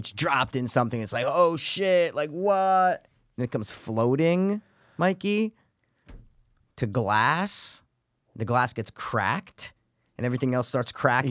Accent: United States; we're American

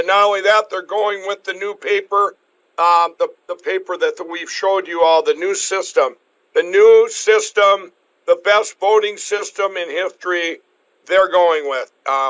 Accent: Minnesota, United States; My home state of Minnesota.

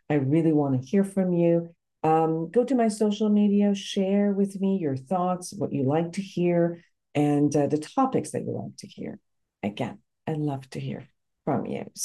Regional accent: Iran; English is a second language; moved away; Originally, Iran.

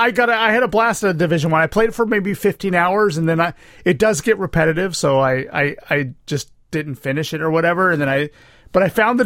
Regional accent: Rio Linda, California, United States; I'm from Rio Linda.

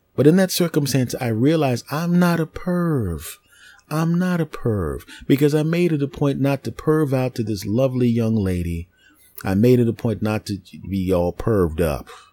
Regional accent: Philadelphia, Pennsylvania, United States; I'm originally from Philadelphia

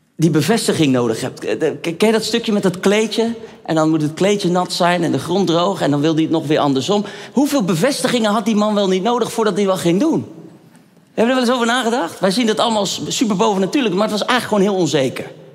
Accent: Netherlands; ik ben een echte Hollander

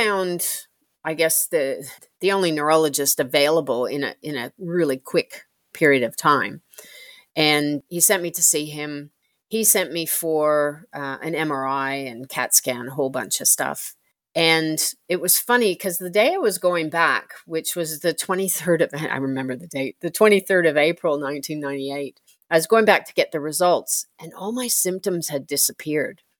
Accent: Canada; moved away as an adult; now in Australia; I born and bred in Canada

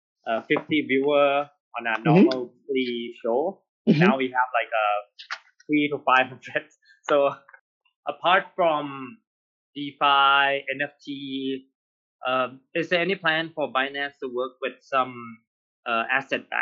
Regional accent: Thailand; we are from Thailand

